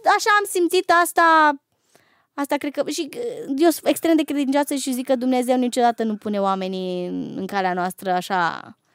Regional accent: Romania; eu sunt uh, româncă

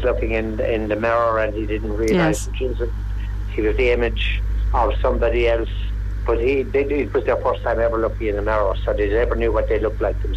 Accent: Ballyduff, County Waterford, Ireland; I'm from Ballyduff, County Waterford

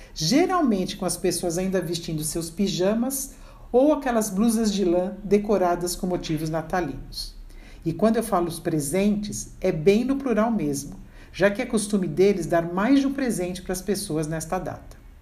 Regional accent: Brazil; nós brasileiros

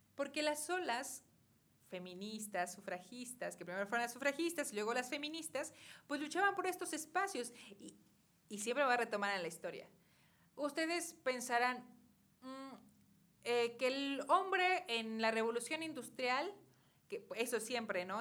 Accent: Cuautitlán, State of Mexico, Mexico; nuestro municipio de Cuautitlán, ¿no? Yo soy nativa de aquí

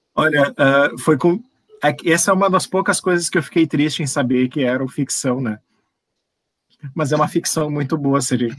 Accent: Brazil; nós somos brasileiros

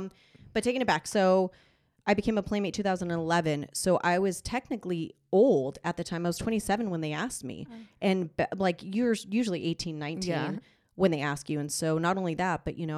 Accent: Los Angeles, California, United States; also born or lived in Las Vegas; Born and raised in LA, sadly.

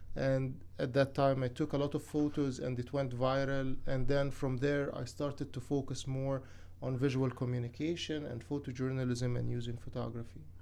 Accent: Cairo, Cairo Governorate, Egypt; moved away as an adult; now in Athens, United States; I'm from Cairo, Egypt.

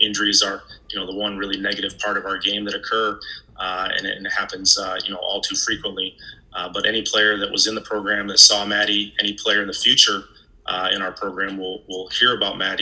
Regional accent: Ann Arbor, Michigan, United States; I actually grew up in Ann Arbor

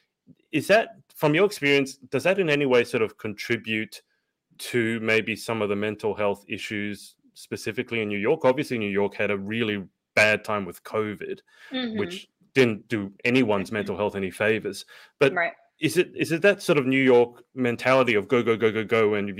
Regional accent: Sydney, New South Wales, Australia; I come from Sydney

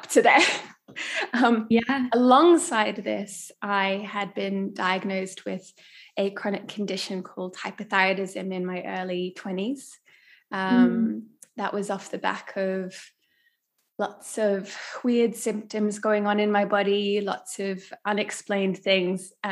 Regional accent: Australia; now in South Africa; And I'm from Australia originally

